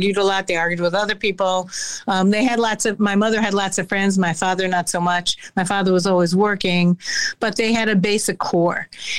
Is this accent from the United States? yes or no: yes; United States; I'm very clear that I'm American. I grew up here. I'm also Jewish, but so there's a very clannishness often among Jews.